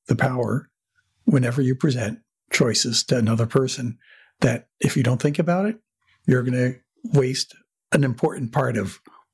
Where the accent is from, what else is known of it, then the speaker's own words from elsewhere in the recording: New Jersey, United States; growing up in New Jersey and not seeing much of the world